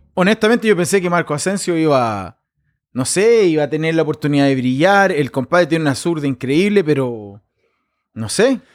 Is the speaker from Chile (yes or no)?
yes; Chile; yo también vengo de Chile y vengo de una parte de campo